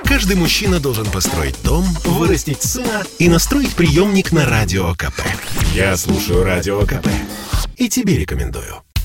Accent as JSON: {"language": "Russian", "country": "Russia", "moved": "yes", "lives_now": "United States", "said": "я из России"}